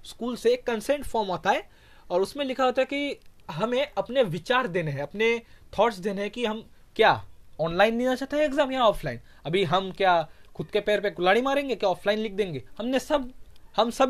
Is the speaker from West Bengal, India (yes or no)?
yes; West Bengal, India; Hindi is a second language; sorry mass कह दिया क्योंकि मैं बंगाली हूँ मैंने मंथ के जगह मास कह दिया